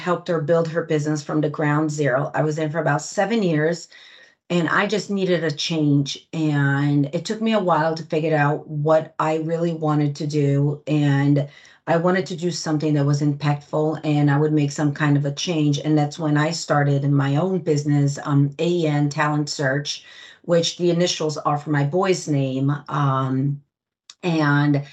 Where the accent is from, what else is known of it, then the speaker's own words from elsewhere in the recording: Greenwich, Connecticut, United States; also born or lived in Brazil; I was born in Brazil and raised in Greenwich, Connecticut.